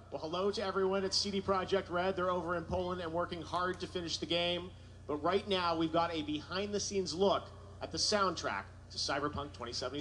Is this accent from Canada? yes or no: yes; Canada; my home country of Canada